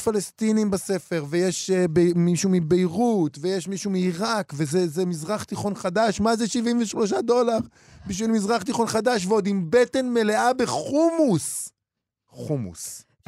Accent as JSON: {"language": "Hebrew", "country": "Israel", "said": "אנחנו ישראלים"}